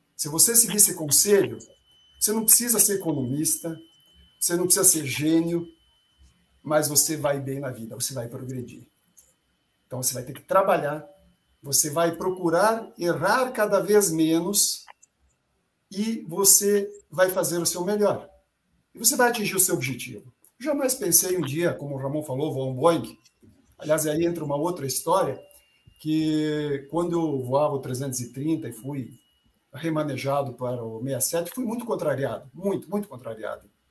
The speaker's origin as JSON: {"language": "Portuguese", "town": "Charrua", "region": "Rio Grande do Sul", "country": "Brazil", "tie": "born or raised there", "also_born_or_lived": "Tapejara, Rio Grande do Sul", "moved": "yes", "said": "na cidade de onde eu venho, lá no interior do Rio Grande do Sul, na realidade, onde eu nasci, é essa cidade Tapejara. Mas onde eu vivi se chama Charrua"}